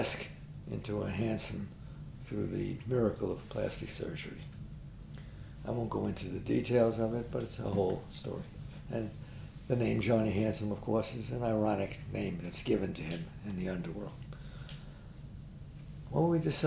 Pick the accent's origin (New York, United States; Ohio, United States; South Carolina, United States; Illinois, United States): New York, United States; We're artists. And we're both from New York. We're both from the Bronx.